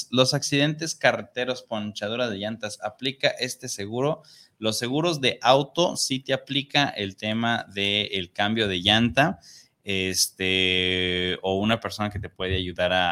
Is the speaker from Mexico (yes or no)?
yes; Ciudad Juárez, Chihuahua, Mexico; saludos desde Ciudad Juárez para el programa Los que callamos los agentes que está muy chido